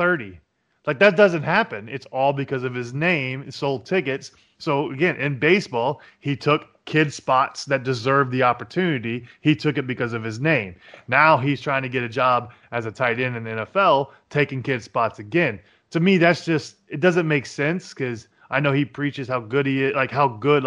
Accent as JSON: {"language": "English", "town": "Jacksonville", "region": "Florida", "country": "United States", "tie": "born or raised there", "said": "I am from the Jacksonville. I actually played against Tim Tebow's team in high school, actually."}